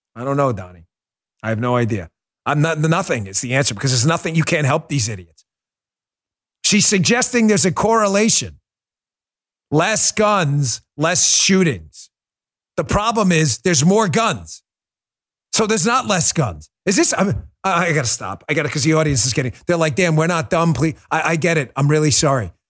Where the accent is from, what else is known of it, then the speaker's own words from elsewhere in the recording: New York, United States; I'm from New York